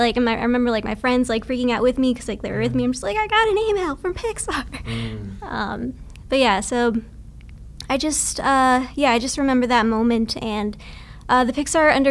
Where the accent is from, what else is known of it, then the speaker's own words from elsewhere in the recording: Texas, United States; moved away as an adult; also born or lived in Vancouver; now in Bay Area, United States; I was born and raised in Texas